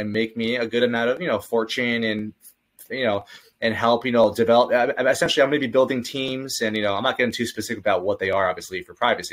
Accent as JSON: {"language": "English", "region": "California", "country": "United States", "said": "I'm actually from California"}